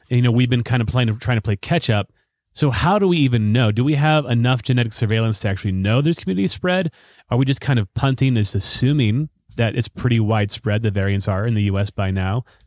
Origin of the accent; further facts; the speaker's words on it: United States; I'm totally American.